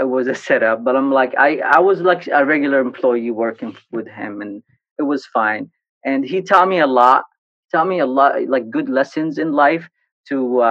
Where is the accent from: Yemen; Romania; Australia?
Yemen; Sana'a, Amanat Al Asimah; moved away as an adult; also born or lived in Taiz, Yemen; now in United States; Born and raised in Yemen, in Sana'a. I was born in Taiz, actually, but I was raised in Sana'a all my life.